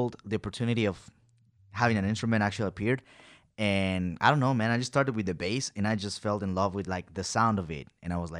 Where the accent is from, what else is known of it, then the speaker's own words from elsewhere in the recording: Ecuador; English is a second language; moved away as an adult; now in Pasadena, United States; I'm from Ecuador, man. That's a country in South America